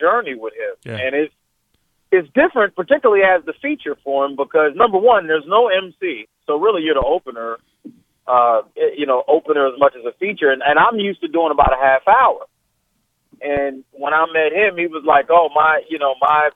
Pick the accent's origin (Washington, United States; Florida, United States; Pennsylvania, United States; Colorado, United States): Pennsylvania, United States; Chester; I'm from Chester. It was about 10 minutes out of Philly